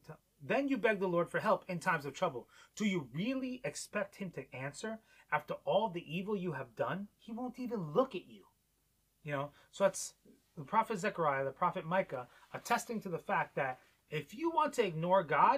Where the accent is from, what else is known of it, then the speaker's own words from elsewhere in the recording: New York, United States; moved away; growing up in New York